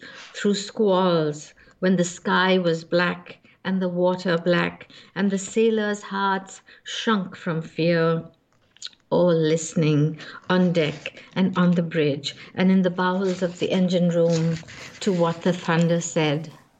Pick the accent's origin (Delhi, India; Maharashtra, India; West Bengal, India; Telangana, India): West Bengal, India; Calcutta; also born or lived in Bombay; So though I was born in Bombay and the bulk of the community is in Bombay, my father, who worked for Scindia Steam Navigation, which is why there's so many nautical images in my poetry and in books to come, he was transferred to Calcutta.